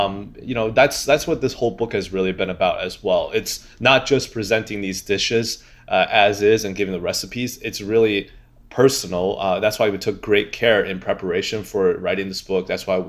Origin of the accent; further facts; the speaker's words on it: Xi'an, Shaanxi, China; now in New York, United States; I'm very proud of our my hometown city because, well, you know, besides New York is my hometown now, but my old home, it's the ancient capital of China.